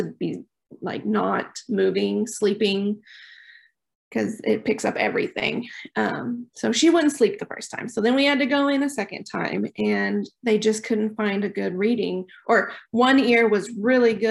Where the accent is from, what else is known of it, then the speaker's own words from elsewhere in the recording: Oklahoma Panhandle, United States; moved away as an adult; now in Choctaw, United States; We're originally from the Oklahoma Panhandle